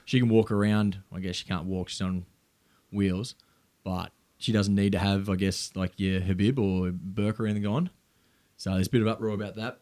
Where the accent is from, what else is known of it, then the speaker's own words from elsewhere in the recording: South Gippsland, Victoria, Australia; where I grew up in South Gippsland